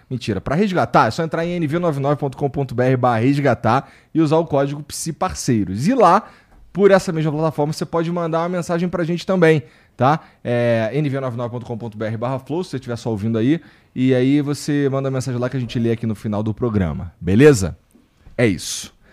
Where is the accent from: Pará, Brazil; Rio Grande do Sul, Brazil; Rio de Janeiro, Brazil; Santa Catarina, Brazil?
Rio de Janeiro, Brazil; Porque assim, eu sou do Rio. E eu falei sinal a vida inteira.